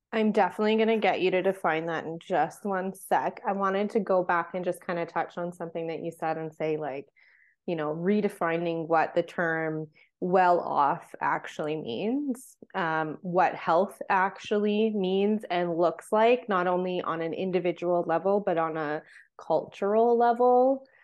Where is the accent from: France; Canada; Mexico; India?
Canada; Vancouver Island, British Columbia; I grew up on Vancouver Island